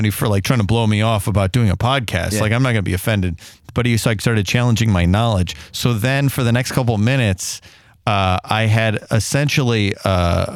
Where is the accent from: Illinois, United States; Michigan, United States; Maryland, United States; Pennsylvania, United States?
Illinois, United States; I'm from Illinois